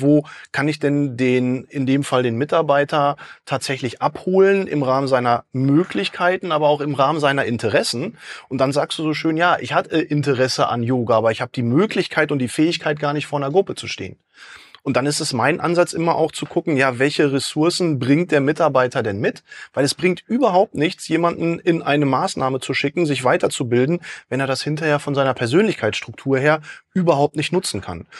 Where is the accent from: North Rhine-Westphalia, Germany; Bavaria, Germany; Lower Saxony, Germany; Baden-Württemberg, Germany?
North Rhine-Westphalia, Germany; Dortmund; ich komme aus Dortmund